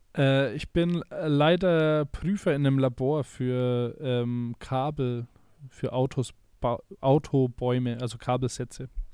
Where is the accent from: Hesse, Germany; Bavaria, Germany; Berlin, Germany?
Bavaria, Germany; a small town in Middle Franconia; in Deutschland, in einer kleinen mittelfränkischen Stadt, wo ich herkomme